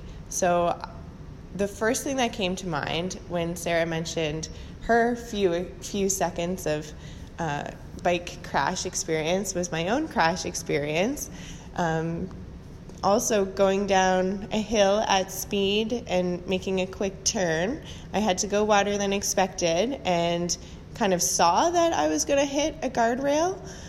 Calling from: Hamilton, Ontario, Canada; I'm calling from Hamilton, Ontario

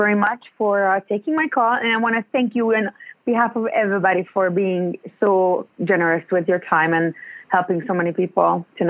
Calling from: Ontario, Canada; I'm in Ontario.

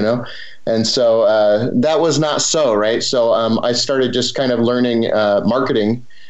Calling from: Cedar City, Utah, United States; I'm coming out of Cedar City, Utah, a small town in southern Utah. So near like Zion National Park, Bryce National Park.

